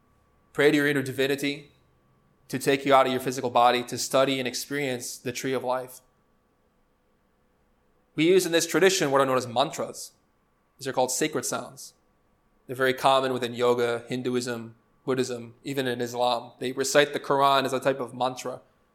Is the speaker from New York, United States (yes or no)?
no; Chicago, Illinois, United States; How did I end up in Spain? I'm from Chicago.